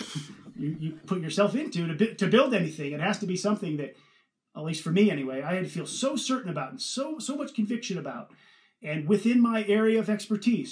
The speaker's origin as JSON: {"language": "English", "region": "Northern California", "country": "United States", "tie": "born or raised there", "also_born_or_lived": "Ohio", "moved": "as an adult", "lives_now": "United Kingdom"}